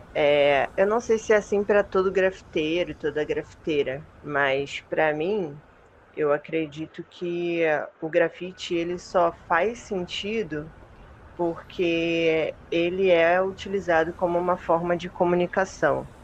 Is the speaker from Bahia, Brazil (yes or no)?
no; Rio de Janeiro, Brazil; sou carioca